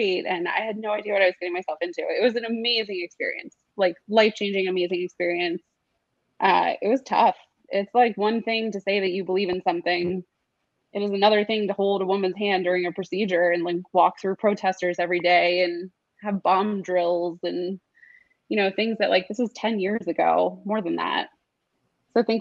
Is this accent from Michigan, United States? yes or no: no; Baltimore, Maryland, United States; moved away as an adult; also born or lived in St. Louis, Missouri; now in Washington, D.C., United States; I grew up in Baltimore, and then I've lived in D.C.